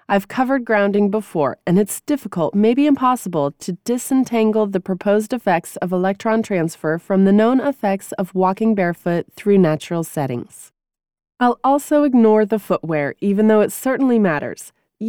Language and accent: English; New England, United States; Growing up in New England, I developed my cross-country running chops actually running across the country surrounding my house.